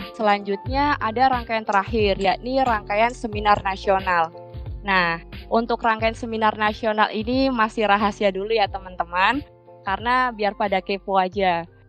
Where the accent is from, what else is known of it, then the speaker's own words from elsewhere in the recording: Sidoarjo, East Java, Indonesia; Asalku dari kota Sidoarjo